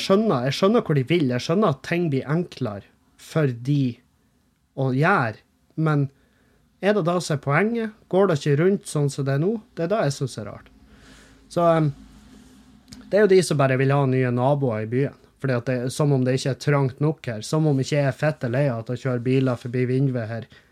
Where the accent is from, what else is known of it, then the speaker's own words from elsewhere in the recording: Halsa, Møre og Romsdal, Norway; moved away; Halsa, der jeg kommer fra.